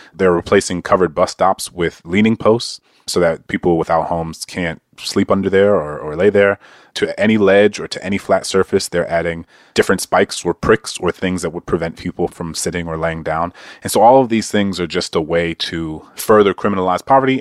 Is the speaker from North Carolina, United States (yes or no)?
no; Louisiana, United States; Louisiana, my home state